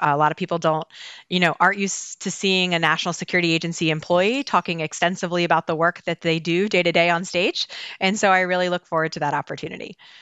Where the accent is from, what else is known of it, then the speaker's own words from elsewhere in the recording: Baltimore, Maryland, United States; I am born and raised in Baltimore